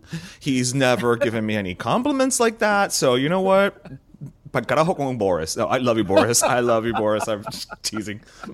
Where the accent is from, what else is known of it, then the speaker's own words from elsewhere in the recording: Miami, Florida, United States; I am talking to fellow Miamians who have left, who have tamped down the accent